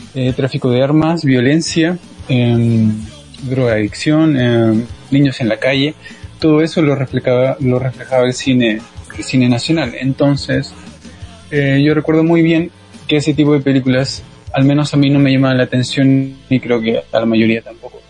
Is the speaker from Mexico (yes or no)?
no; Peru